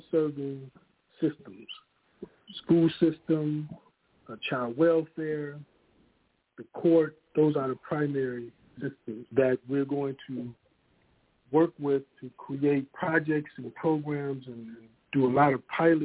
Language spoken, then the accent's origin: English; Ohio, United States; also born or lived in Austin, Texas; now in Texas, United States; I am from Ohio. I've been in Texas now for about 8 or 9 years.